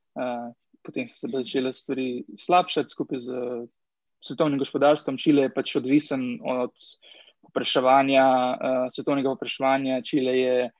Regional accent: Slovenia; moved away as an adult; now in Chile; sem enkrat šel iz Slovenije

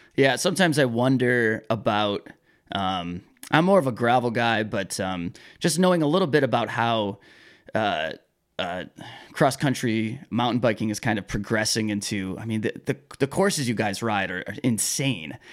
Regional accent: Michigan, United States; I'm from Michigan

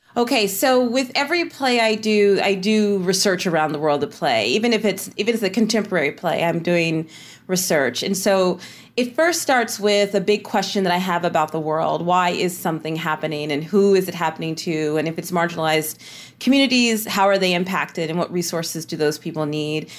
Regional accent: Tennessee Colony, Texas, United States; I was raised in East Texas in a little farming community called, um, Tennessee Colony

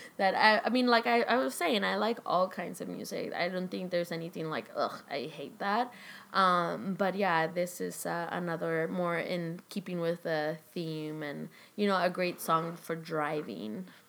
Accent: Chile; now in Los Angeles, United States; where I grew up in Chile

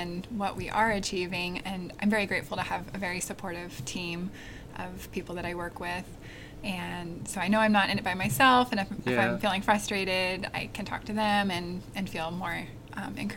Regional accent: Portland, Oregon, United States; I grew up in Portland, Oregon

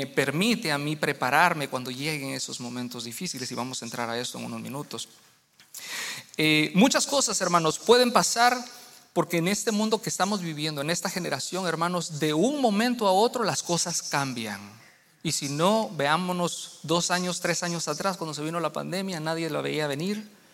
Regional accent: Guatemala; now in United States; en mi país, en Guatemala

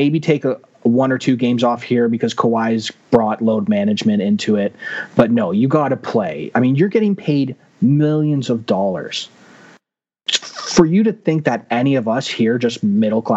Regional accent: Canada; being Canadian

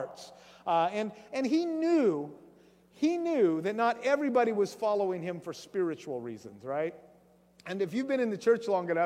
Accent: Grays Harbor, Washington, United States; I grew up in Grays Harbor down there

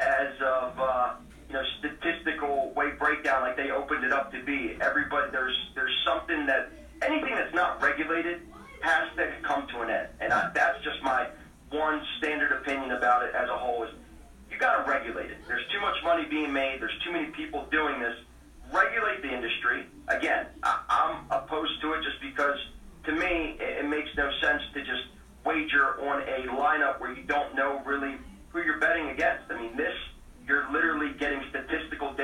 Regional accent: Baltimore, Maryland, United States; we're from Baltimore

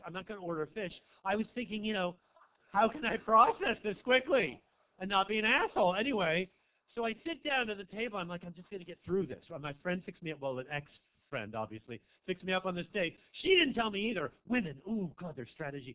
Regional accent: Marin, California, United States; I'm from Marin

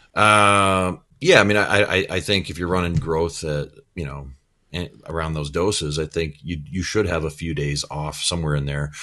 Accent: Midwest, United States; I'm from the Midwest too, so I can say pop. We, we, I grew up with pop

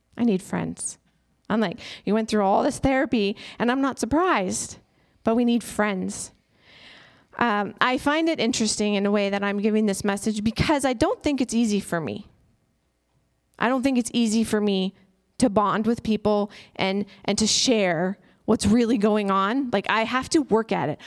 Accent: United States; as an American and as an introvert

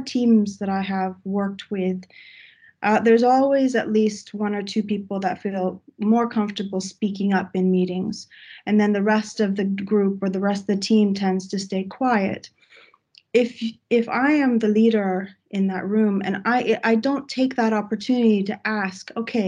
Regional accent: Texas, United States; now in Sweden; I come from Texas, so this is a big jump going to Sweden

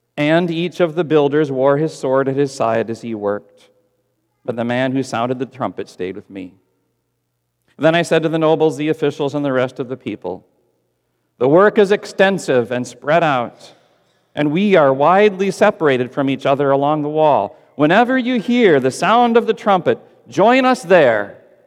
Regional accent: Texas, United States; I'm a Texan

